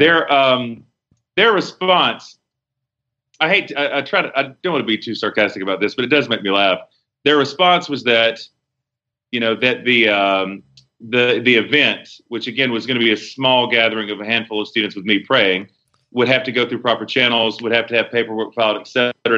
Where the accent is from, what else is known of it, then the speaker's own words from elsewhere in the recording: Charlotte, North Carolina, United States; moved away as an adult; now in Tulsa, United States; born and raised there all my life